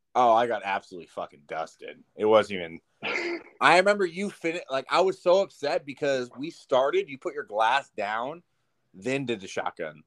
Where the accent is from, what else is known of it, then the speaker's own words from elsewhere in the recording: Southern California, United States; I'm from the correct side, SoCal.